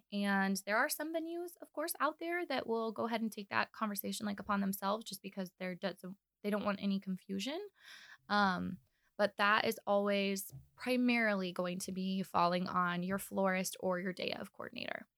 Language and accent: English; Kansas City, United States; moved away as an adult; now in Omaha, United States; I'm actually from Kansas City, so def, I'm still new in my mind to Omaha. I've only been here for about two years.